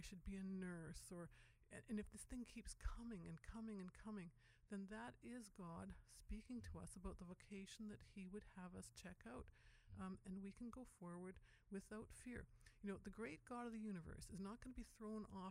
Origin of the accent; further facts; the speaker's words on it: West Kootenays, British Columbia, Canada; I'm from the West Kootenays